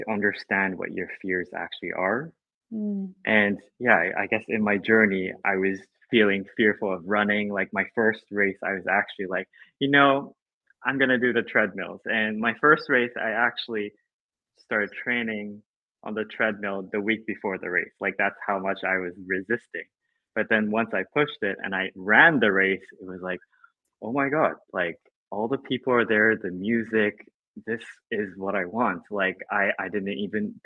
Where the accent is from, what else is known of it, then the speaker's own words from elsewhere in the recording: Japan; I grew up in Japan, in a Chinese family